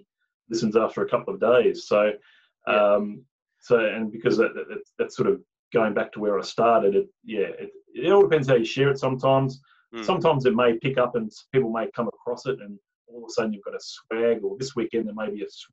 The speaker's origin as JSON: {"language": "English", "region": "Tasmania", "country": "Australia", "tie": "born or raised there", "moved": "yes", "said": "I was born and bred in Tasmania"}